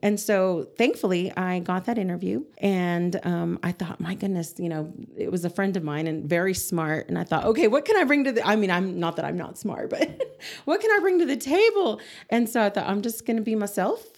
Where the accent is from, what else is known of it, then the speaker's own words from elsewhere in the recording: Amarillo, Texas, United States; also born or lived in Clovis, New Mexico; grew up in Amarillo